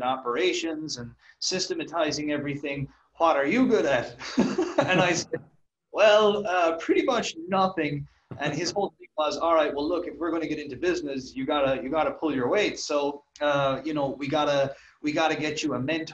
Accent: Ireland; I'm from Ireland, as I'm sure people can guess from my accent.

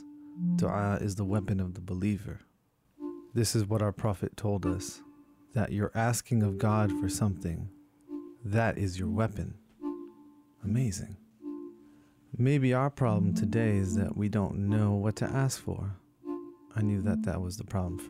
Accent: Princeton, New Jersey, United States; now in California, United States; I was back in New Jersey, in my hometown of Princeton

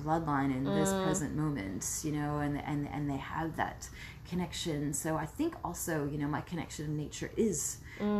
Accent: United States; moved away as an adult; also born or lived in New Zealand; growing up in the U.S. too, like, yes, I'm from that culture

